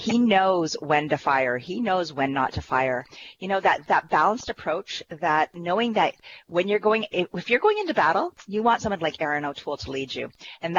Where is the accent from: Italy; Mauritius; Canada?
Canada; Ontario; I am from Elgin, Middlesex, London, the MP, Deputy House Leader, as well as calling from St. Thomas, Ontario today.